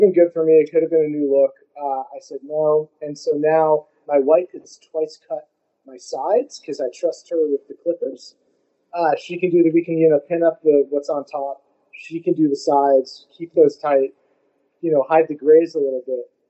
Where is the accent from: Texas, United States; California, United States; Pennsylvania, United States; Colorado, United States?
California, United States; San Francisco Bay Area; now in New York, United States; i grew up in San Francisco, a small city in uh, the yeah the Central Bay Area